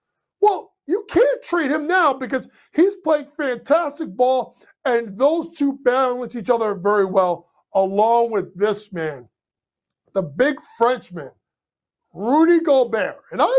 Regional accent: New York, United States; my hometown team, the New York Knicks

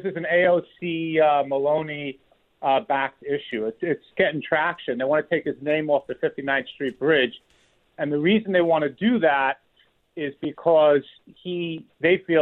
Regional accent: New York City, New York, United States; I grew up in Queens in the 80s and 90s

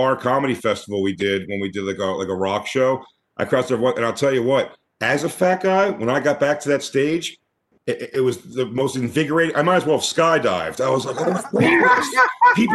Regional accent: Philadelphia, Pennsylvania, United States; I'm from Philly.

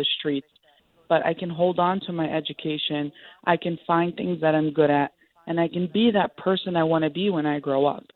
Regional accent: New York City, New York, United States; I'm the child of Palestinian immigrants, born and raised in Sunset Park, Brooklyn.

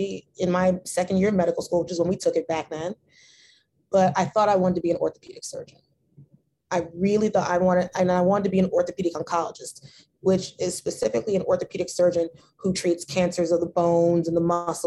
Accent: New Jersey, United States; I'm from Jersey. I was born in North

